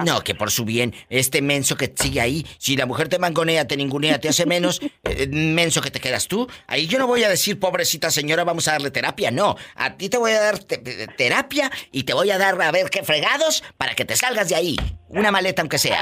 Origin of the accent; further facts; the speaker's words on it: Matamoros, Tamaulipas, Mexico; mi gente de Matamoros, mi tierra querida